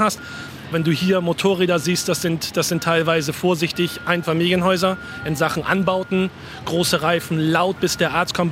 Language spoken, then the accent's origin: German; Germany; moved away as an adult; now in United States; Ich als Deutscher, Nicht-Amerikaner